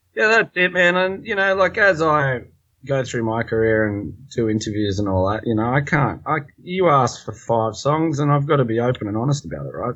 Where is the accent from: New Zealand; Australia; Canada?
Australia; We're from Australia and it's always sort of driven down your throat as an Aussie when you grow up